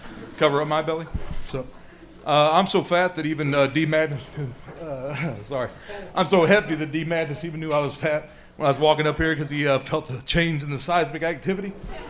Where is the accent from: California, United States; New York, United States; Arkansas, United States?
Arkansas, United States; now in Palestine, Texas, United States; Well, I was born in Arkansas, but I just came from Palestine, Texas.